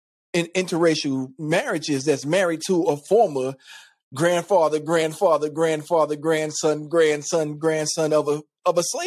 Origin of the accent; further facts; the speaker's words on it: United States; I'm American